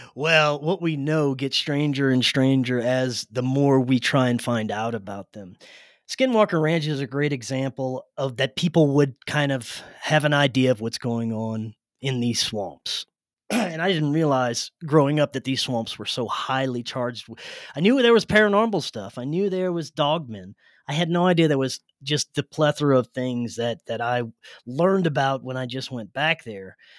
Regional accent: South Louisiana, United States; moved away; I grew up in South Louisiana

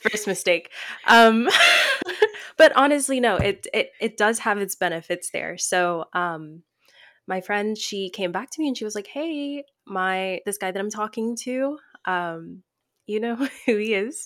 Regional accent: Tennessee, United States; moved away as an adult; I was away from home, I'm from Tennessee

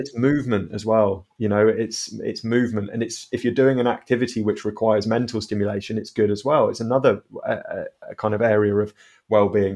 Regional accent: South Devon, South West England, United Kingdom; also born or lived in Southampton; I've always grown up in South Devon

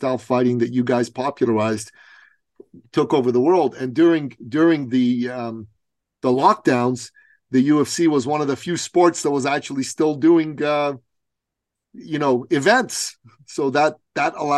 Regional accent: Iran; now in Canada; I'm from Iran originally

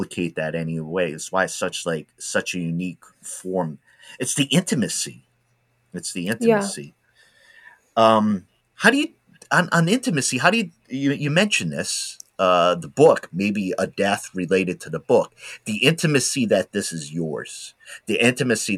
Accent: Rhode Island, United States; now in Oregon, United States; I'm from Rhode Island originally

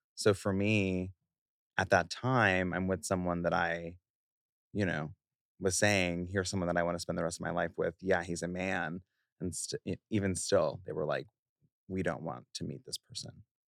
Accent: New York City, New York, United States; I was born and raised in Queens in a very loving but firm Haitian household, first generation born

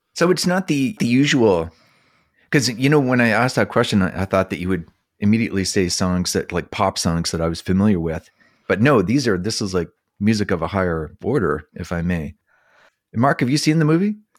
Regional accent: Summerside, Prince Edward Island, Canada; I grew up in Summerside

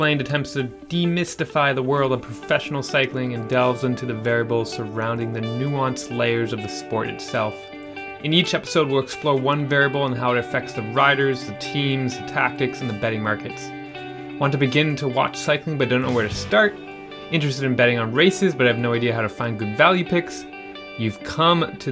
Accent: Canada; We're both Canadian here.

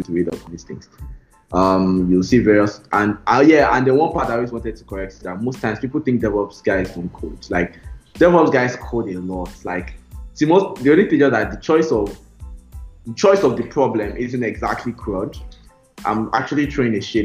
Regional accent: Nigeria; I'm Nigerian

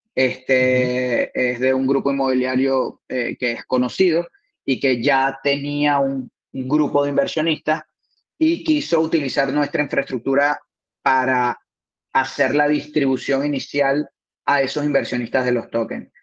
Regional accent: Lechería, Anzoátegui, Venezuela; moved away as an adult; now in Spain; soy de, de Puerto La Cruz, de Lecherías

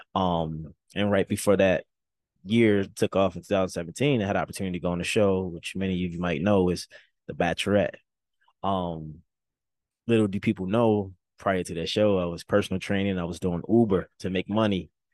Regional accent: Baltimore, Maryland, United States; now in Los Angeles, United States; Baltimore, my hometown

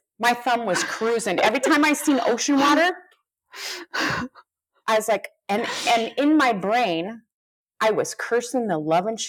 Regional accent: California, United States; now in North Dakota, United States; I have my in-laws, but my family, because I'm from California.

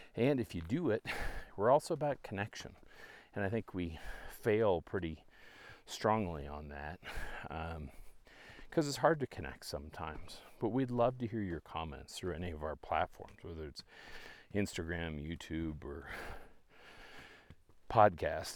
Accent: Canada; moved away; I'm from Canada originally

